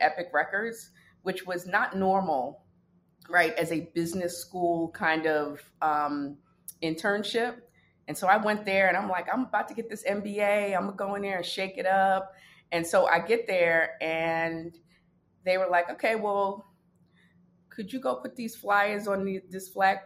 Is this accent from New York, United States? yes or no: yes; New York City, New York, United States; also born or lived in Brooklyn, New York / Washington, D.C.; I'm from the Bronx, New York